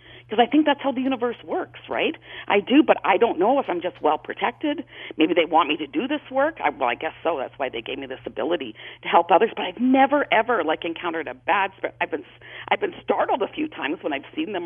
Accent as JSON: {"language": "English", "town": "Toronto", "region": "Ontario", "country": "Canada", "tie": "born or raised there", "moved": "yes", "lives_now": "Calgary, Canada", "said": "I'm in Calgary, and I grew up in Toronto"}